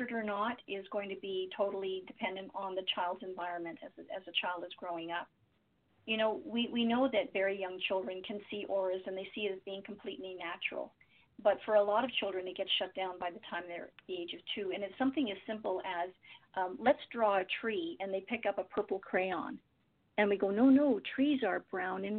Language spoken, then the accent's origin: English; Windsor, Ontario, Canada; I grew up in Windsor